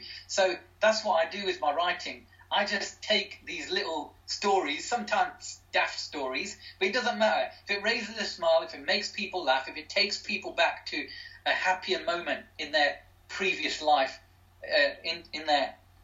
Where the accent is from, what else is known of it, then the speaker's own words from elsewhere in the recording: Derby, East Midlands, United Kingdom; my hometown, my home city of Derby